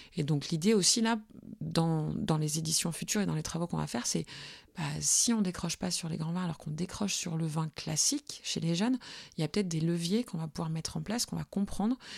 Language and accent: French; Burgundy, Bourgogne-Franche-Comté, France; je viens de Bourgogne. Mes parents étaient vignerons en Bourgogne, mais pas euh, la Bourgogne qui fait briller les yeux, la Bourgogne de tout en bas, euh, dans les Hautes-Côtes